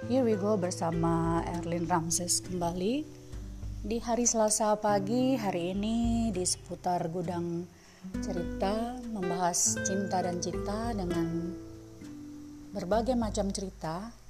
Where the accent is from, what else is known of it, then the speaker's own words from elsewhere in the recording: Semarang, Central Java, Indonesia; now in Jakarta, Indonesia; Jadi saya tuh asalnya kan dari Semarang gitu listener. Jadi saya datang ke Jakarta